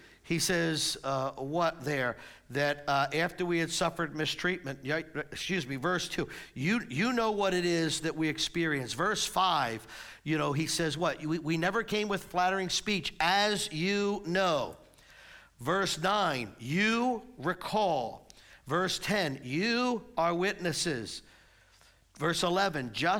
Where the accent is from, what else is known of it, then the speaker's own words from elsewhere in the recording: United States; we're American citizens. We get to live in a country where we get to voice our and vote